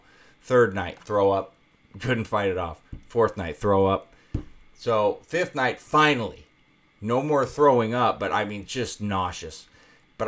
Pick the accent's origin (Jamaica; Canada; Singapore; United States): United States; Iowa; now in Las Vegas, United States; I'm from Iowa originally and used to the winter brutality